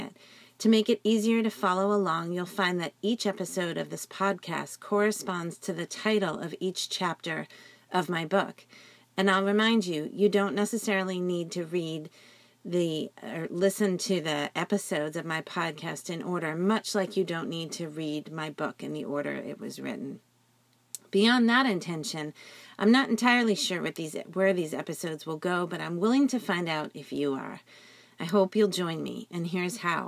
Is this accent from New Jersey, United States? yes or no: yes; New Jersey, United States; I'm from New Jersey, and that side of me has deep roots